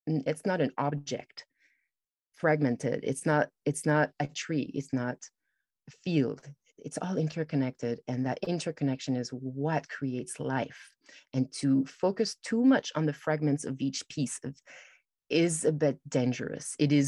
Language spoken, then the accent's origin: English; France; also born or lived in Toronto; So I've traveled a lot, and I grew up in France, and then I went to Toronto